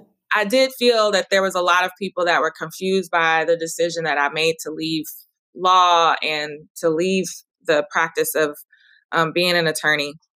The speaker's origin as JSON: {"language": "English", "town": "Dallas", "region": "Texas", "country": "United States", "tie": "born or raised there", "said": "I'm now moving to open uh, a wellness studio where I grew up in Oak Cliff"}